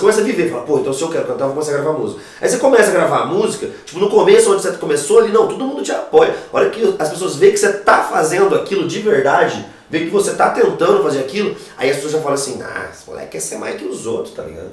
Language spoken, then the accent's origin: Portuguese; Foz do Iguaçu, Paraná, Brazil; now in Cascavel, Brazil; eu nasci em Foz do Iguaçu, entendeu? Eu morei 18 anos em Foz do Iguaçu.